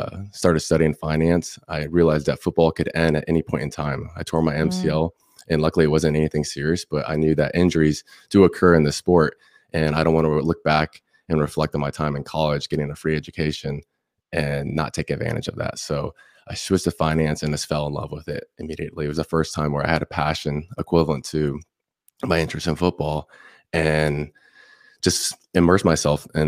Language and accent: English; Indian Rocks Beach, Florida, United States; I'm from Indian Rocks Beach, Florida. It's about 30 minutes south from Tampa. And I was born and raised there my whole life